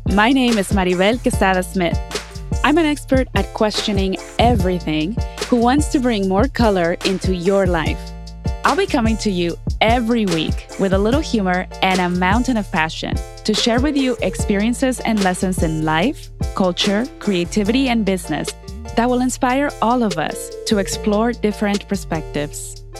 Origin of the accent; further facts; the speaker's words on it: Mexico; now in Los Angeles, United States; I'm from Mexico